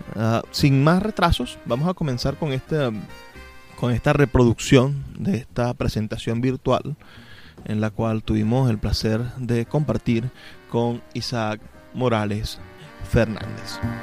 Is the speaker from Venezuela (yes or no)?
yes; Venezuela; somos venezolanos